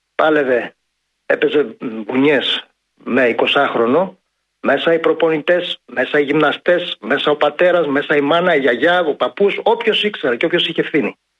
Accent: Ioannina, Epirus, Greece; Ταγιάννα, η πατρίδα μου, ιδιαίτερη πατρίδα μου

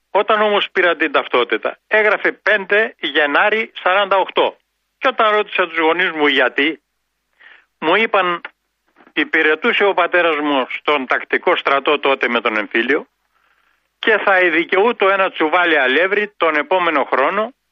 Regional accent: Arta, Epirus, Greece; Όταν μεγάλωσα και έγινα 12 χρονών και έφυγα από το χωριό μου από την Άρτα γιατί από εκεί κατάγομαι, πήγα στο γυμνάσιο της Άρτας

